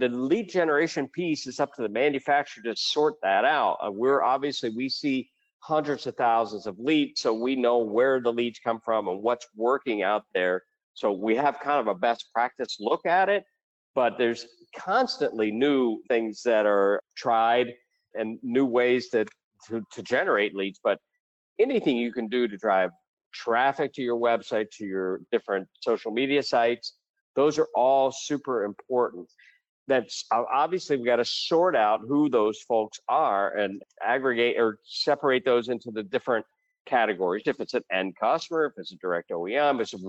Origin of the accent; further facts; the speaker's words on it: Ohio, United States; now in Puerto Rico; I'm from Ohio originally, but I spend most of my time now in Puerto Rico